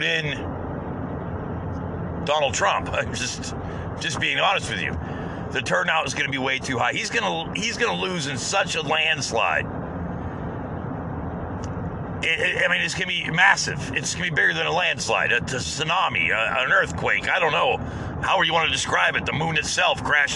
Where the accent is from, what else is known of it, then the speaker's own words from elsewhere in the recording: United States; as an American